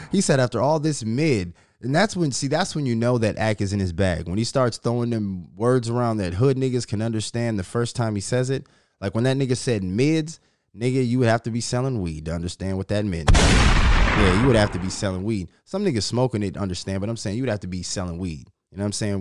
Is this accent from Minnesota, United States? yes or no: yes; Minnesota, United States; Minnesota, my home state